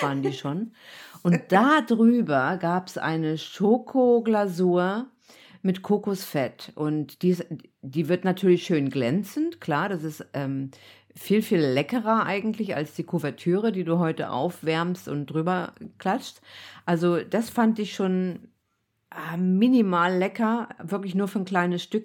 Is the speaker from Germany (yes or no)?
yes; East Germany, Germany; ich bin ja im Osten aufgewachsen